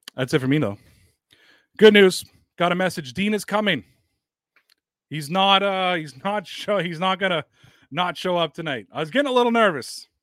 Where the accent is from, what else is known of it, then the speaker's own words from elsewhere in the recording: Canada; I'm not from Boston and that I'm from Canada